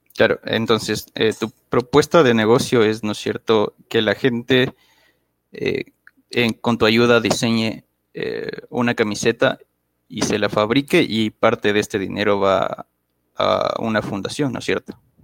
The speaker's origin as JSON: {"language": "Spanish", "town": "Quito", "region": "Pichincha", "country": "Ecuador", "tie": "born or raised there", "said": "soy originario de la ciudad de Quito, Ecuador"}